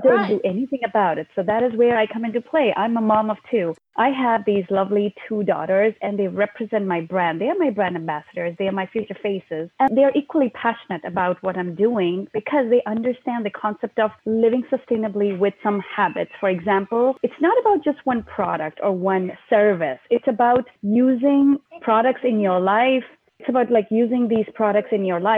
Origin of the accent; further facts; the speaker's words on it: India; moved away as an adult; also born or lived in Ohio, United States; now in Portland, United States; originally, I am from India. I was born and brought up in India. And I came to United States right after when I was married at the age of 22